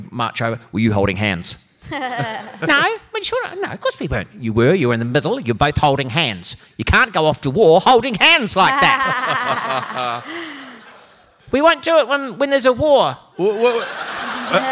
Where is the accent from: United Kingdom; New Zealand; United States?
New Zealand; Auckland; I'm from Auckland